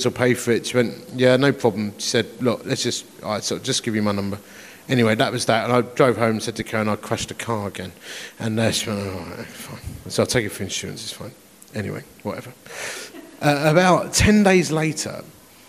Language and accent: English; Romford, London, United Kingdom; also born or lived in Dagenham; I am from Romford. I was born in Dagenham